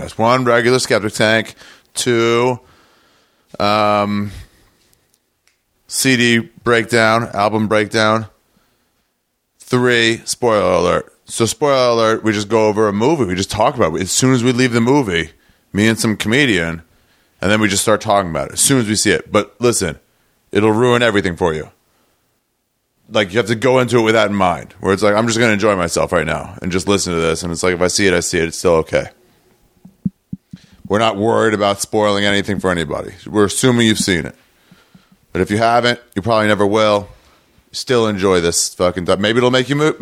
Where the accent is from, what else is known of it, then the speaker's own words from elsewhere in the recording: Los Angeles, California, United States; I'm from LA. I'm from Los Angeles.